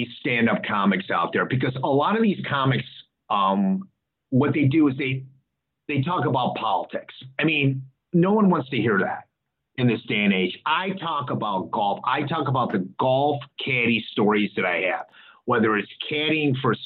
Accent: Evanston, Illinois, United States; moved away; I'm originally from Evanston, Illinois.

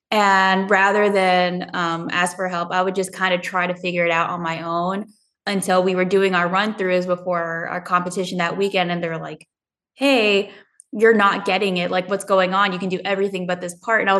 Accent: Southern California, United States; moved away as an adult; growing up in Southern California, we didn't have negative weather

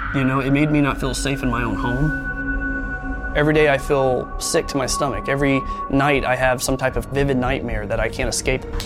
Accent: American Midwest, United States; So, the area that I grew up in was the suburbs.

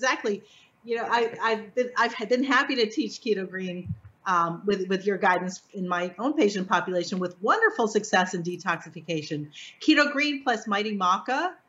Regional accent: Florida, United States; Go to Cedar Key, which is really easy, close to my hometown. It's an hour away.

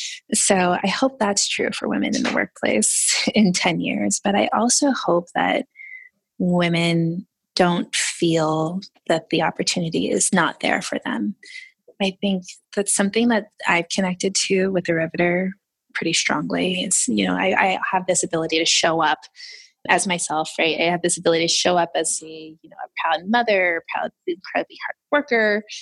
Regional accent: Florida, United States; So I was all over the place. I was a military brat and I settled in Florida, in the good old Florida, which is wonderful sometimes.

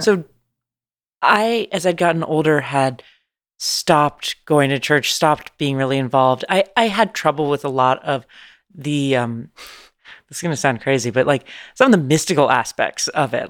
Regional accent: San Francisco, California, United States; moved away as an adult; now in Los Angeles, United States; I'm from San Francisco, California, born and raised.

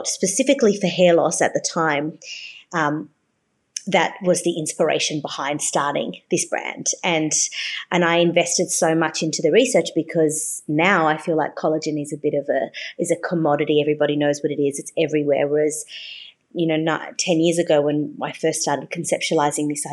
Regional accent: Australia; also born or lived in Brazil / Sydney, Australia; I was born in Brazil. My parents are Brazilian. And I think, you know, that Brazilian culture has, even though I've been in Australia since I was six, has really rubbed off on me from my mum.

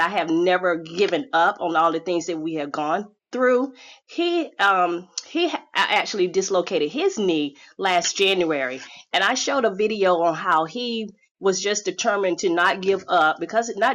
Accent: Chapel Hill, North Carolina, United States; my stomping ground in North Carolina. I'm from Chapel Hill, Tar Heel Clan

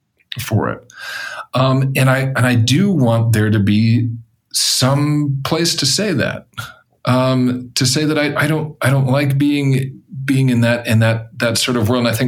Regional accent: Denver, Colorado, United States; I grew up in Colorado, for example. I grew up partially in suburban Denver

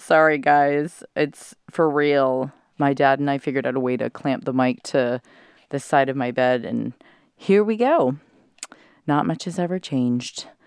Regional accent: California, United States; moved away; I'm back in my hometown of California

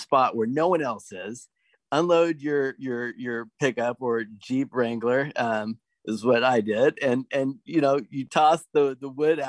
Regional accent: Portland, Oregon, United States; I grew up in Portland

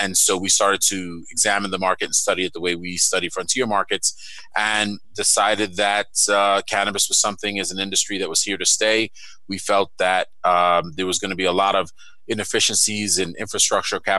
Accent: New York City, New York, United States; moved away; I'm from Brooklyn and Queens in New York City.

